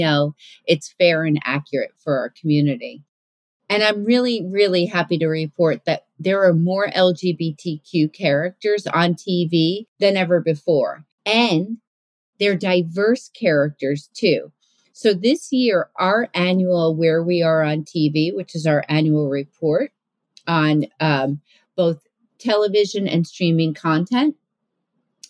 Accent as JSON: {"language": "English", "town": "New York City", "region": "New York", "country": "United States", "tie": "born or raised there", "said": "I grew up on Staten Island"}